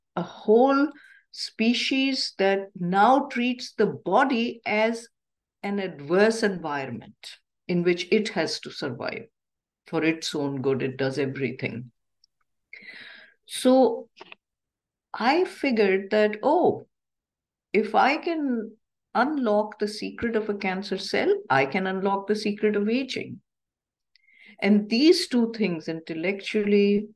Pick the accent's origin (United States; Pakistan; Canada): Pakistan; moved away; I grew up in Pakistan